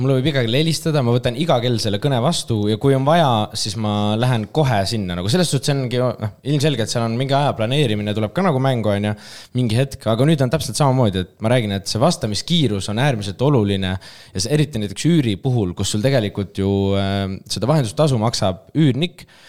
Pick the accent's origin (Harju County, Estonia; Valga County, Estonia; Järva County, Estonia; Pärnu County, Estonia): Pärnu County, Estonia; Pärnu; moved away as an adult; now in Tallinn, Estonia; ma olen Pärnust pärit